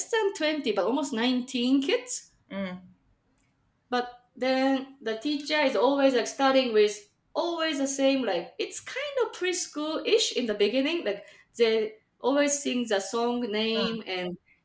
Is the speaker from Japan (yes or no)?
yes; Japan; also born or lived in Chicagoland, Illinois, United States; now in Chicago, United States; I'm from Japan, but currently living in Chicagoland, Illinois, USA